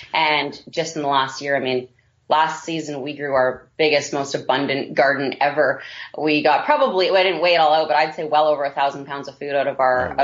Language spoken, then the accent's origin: English; Vancouver, British Columbia, Canada; moved away; my husband and I both grew up in the city. We're both from Vancouver, BC, originally